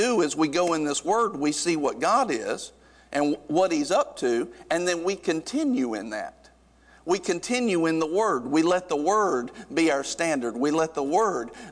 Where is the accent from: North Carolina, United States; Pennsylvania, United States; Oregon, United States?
North Carolina, United States; growing up in North Carolina, you kind of grow up around some rednecks